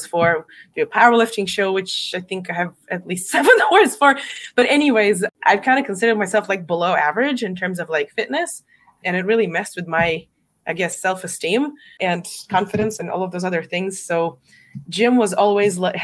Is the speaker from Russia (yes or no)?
yes; Russia; moved away as an adult; now in United States; I'm not American. I'm from Russia. Originally I came here 11 years ago.